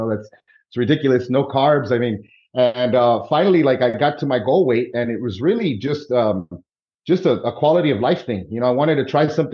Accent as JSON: {"language": "English", "town": "Miami", "region": "Florida", "country": "United States", "tie": "born or raised there", "also_born_or_lived": "New York City", "said": "I grew up in Miami, Florida"}